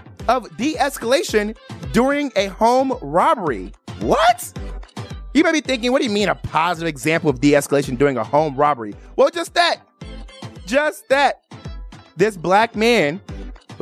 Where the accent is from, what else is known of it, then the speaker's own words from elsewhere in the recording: Chicago, Illinois, United States; moved away as an adult; also born or lived in Miami / Atlanta, Georgia / Washington, District of Columbia, United States / Maryland; now in Las Vegas, United States; I was actually born and raised in Chicago, Illinois.